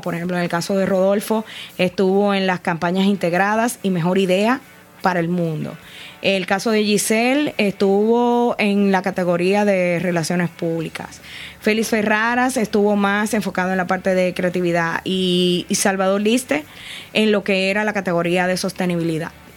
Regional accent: Dominican Republic; aparecíamos como República Dominicana

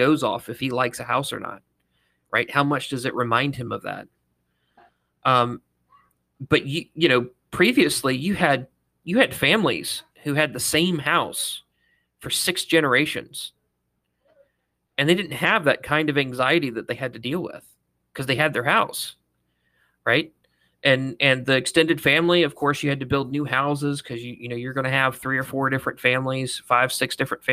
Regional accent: Mississippi, United States; born or raised there; moved away as an adult; also born or lived in North Carolina

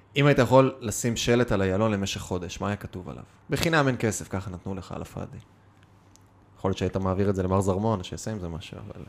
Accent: Kiryat Bialik, Haifa District, Israel; כשגדלתי בתור ילד ארס מהקריות

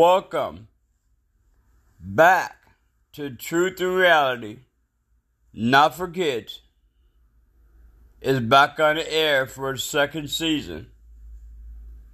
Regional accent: United States; since I'm in America and I'm American

